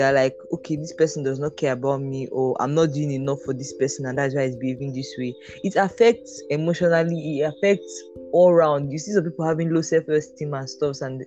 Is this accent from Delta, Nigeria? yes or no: yes; Delta, Nigeria; now in Port Harcourt, Nigeria; I'm from Delta State